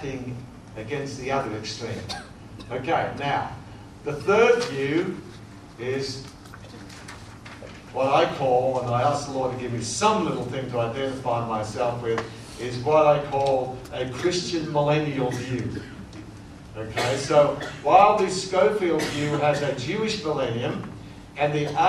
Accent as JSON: {"language": "English", "country": "Australia", "said": "being an Australian"}